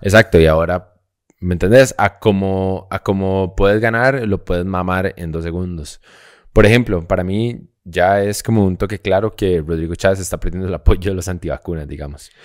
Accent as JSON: {"language": "Spanish", "country": "Costa Rica"}